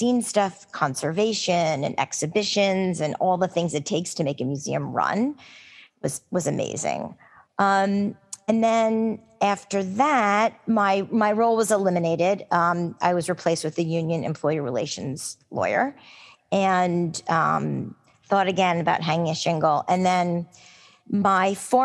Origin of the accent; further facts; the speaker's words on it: New York, United States; as a New Yorker